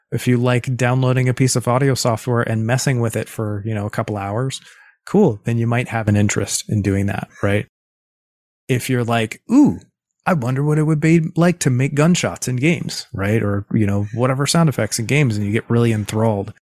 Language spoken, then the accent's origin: English; East Coast of the US, United States; moved away as an adult; also born or lived in Los Angeles; I'm from the East Coast of the U S and moved to Los Angeles